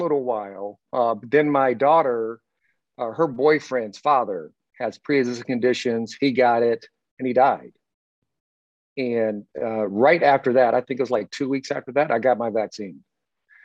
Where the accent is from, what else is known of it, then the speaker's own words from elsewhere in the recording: Indiana, United States; also born or lived in California; now in Las Vegas, United States; I'm a country boy from Indiana